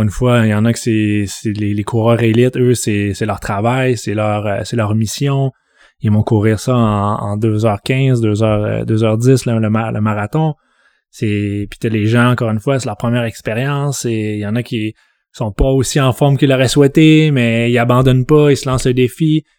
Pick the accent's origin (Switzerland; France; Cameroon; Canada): Canada; Saguenay, Quebec; moved away as an adult; now in Montreal, Canada; je viens de Jonquière, donc Ville-Saguenay, arrondissement Jonquière, secteur Konogami. je suis arrivé à Montréal à 18 ans